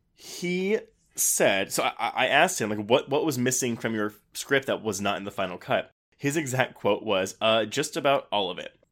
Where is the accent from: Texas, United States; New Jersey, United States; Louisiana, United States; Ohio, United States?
Texas, United States; it was filmed in my hometown